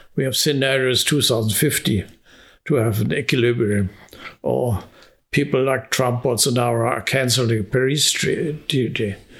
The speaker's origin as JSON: {"language": "English", "country": "Hungary", "moved": "yes", "said": "my home country, Hungary"}